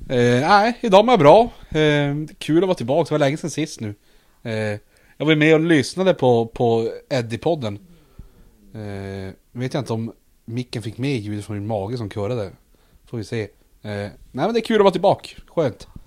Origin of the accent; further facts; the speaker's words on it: Luleå, Norrbotten County, Sweden; vi är ju tillväxtkommunen nummer ett i Sverige.